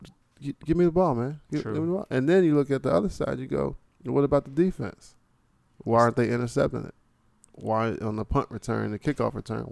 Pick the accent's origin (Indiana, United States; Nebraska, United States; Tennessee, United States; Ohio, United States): Ohio, United States; Cincinnati; I'm from Cincinnati. We don't have a home team.